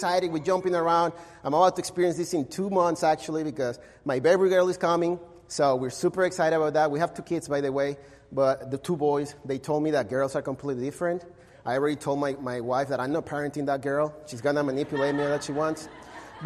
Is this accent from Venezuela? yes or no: yes; Caracas, Capital District, Venezuela; English is a second language; moved away as an adult; now in Mesa, United States; I was born and raised in Caracas